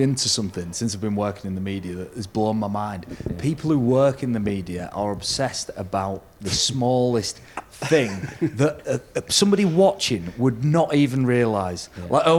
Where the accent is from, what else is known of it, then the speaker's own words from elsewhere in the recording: Hull, Yorkshire and the Humber, United Kingdom; Try growing up in East Hull